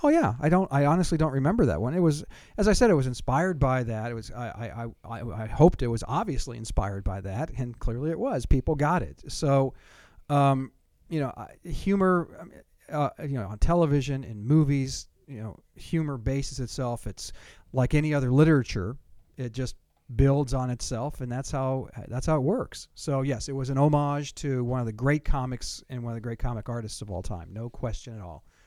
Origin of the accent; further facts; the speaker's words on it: Southern California, United States; moved away; I'm from Southern California